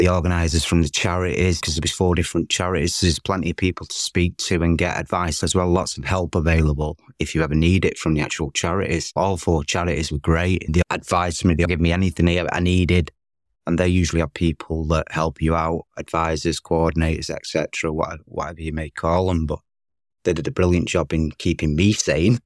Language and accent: English; Manchester, North West England, United Kingdom; As soon as I got back to Manchester, my hometown